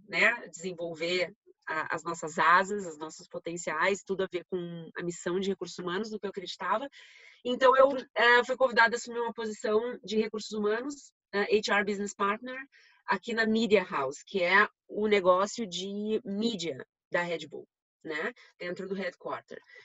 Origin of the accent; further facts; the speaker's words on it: Rio Grande do Sul, Brazil; accent: gaúcho; moved away; em Porto Alegre, dá para ver pelo meu sotaque, né? Sou gaúcha.